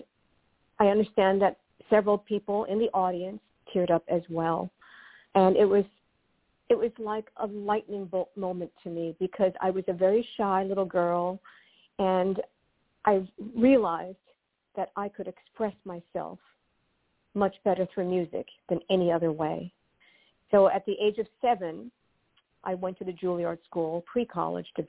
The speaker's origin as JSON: {"language": "English", "town": "New York City", "region": "New York", "country": "United States", "tie": "born or raised there", "said": "I was born and raised in Forest Hills, Queens."}